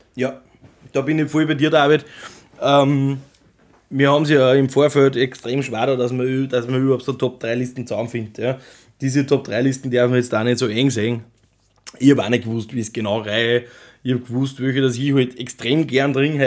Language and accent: German; Austria; bei uns in Österreich